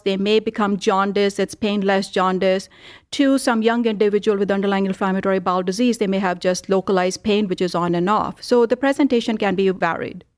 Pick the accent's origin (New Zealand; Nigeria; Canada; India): India; now in Cleveland, United States; I grew up in India